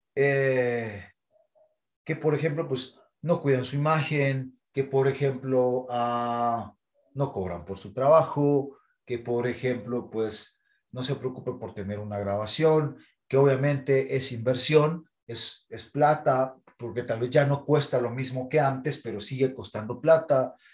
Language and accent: Spanish; Guatemala